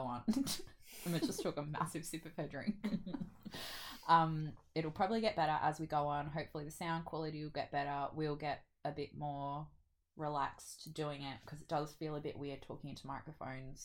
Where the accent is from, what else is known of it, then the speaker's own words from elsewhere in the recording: Australia; we're Australian